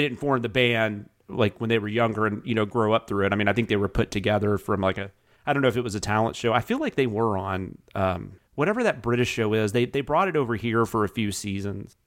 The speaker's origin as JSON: {"language": "English", "region": "the South", "country": "United States", "said": "I'm from the South"}